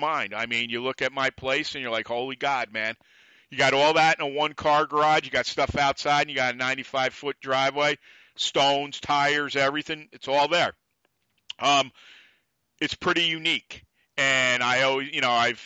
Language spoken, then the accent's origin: English; New York, United States; I'm a New Yorker